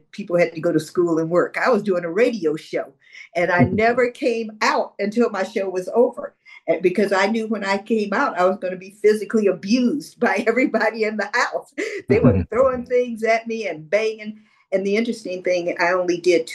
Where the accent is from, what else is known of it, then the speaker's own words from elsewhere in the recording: Omaha, Nebraska, United States; moved away as an adult; now in Washington, D.C., United States; I grew up in Omaha, Nebraska.